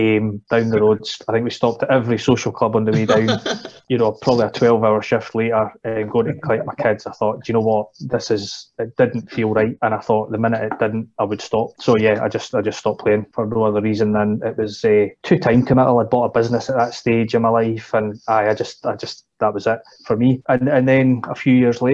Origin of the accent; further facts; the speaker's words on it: Edinburgh, Scotland, United Kingdom; also born or lived in Perth; I'm an Edinburgh lad, basically been there my whole kind of growing up life.